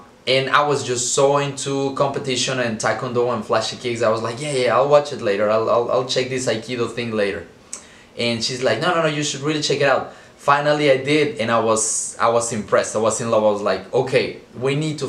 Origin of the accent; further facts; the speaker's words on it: Mexico City, Mexico; I was born and raised in Mexico City